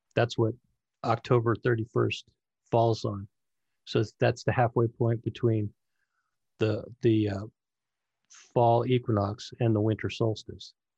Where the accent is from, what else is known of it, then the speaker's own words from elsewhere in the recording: Northern California, United States; I grew up in, uh, Northern California, Sacramento, Vacaville, San Francisco, in between there is where I ran